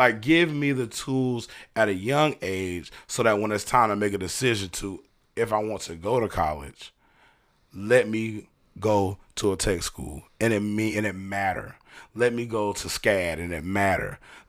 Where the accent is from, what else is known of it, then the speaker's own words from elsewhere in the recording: Brunswick, Georgia, United States; also born or lived in Hinesville / Darien; I say I'm from Darien, but I wasn't born in Darien. I was born in Hinesville, Georgia.